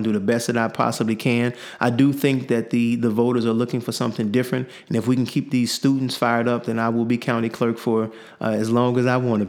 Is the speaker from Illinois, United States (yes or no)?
yes; Chicago, Illinois, United States; I grew up in Chicago, south side of Chicago, 105th in Lafayette.